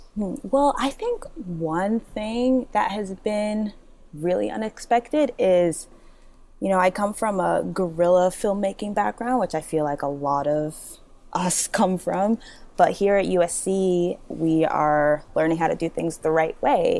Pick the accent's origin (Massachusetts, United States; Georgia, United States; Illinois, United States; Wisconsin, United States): Massachusetts, United States; also born or lived in Nigeria; I grew up in Massachusetts, but I was actually born in Nigeria.